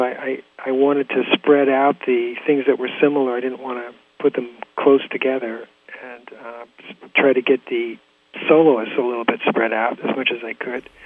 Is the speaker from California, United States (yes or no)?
yes; La Jolla, California, United States; moved away as an adult; also born or lived in Del Mar, California / New York City; now in Woodstock, United States; being a native Californian, I grew up in La Jolla